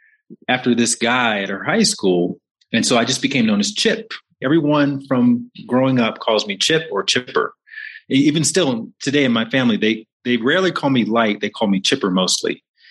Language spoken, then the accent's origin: English; Montgomery, Alabama, United States; I'm from Alabama, Montgomery, Alabama.